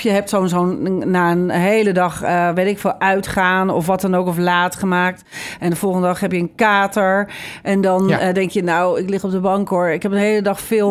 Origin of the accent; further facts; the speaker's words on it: Haarlem, North Holland, Netherlands; also born or lived in The Hague; Wij woonden in Haarlem. Mijn middelbare schooltijd woonde ik daar